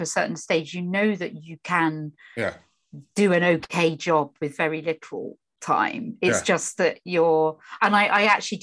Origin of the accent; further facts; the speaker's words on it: Norfolk, East of England, United Kingdom; I grew up in Norfolk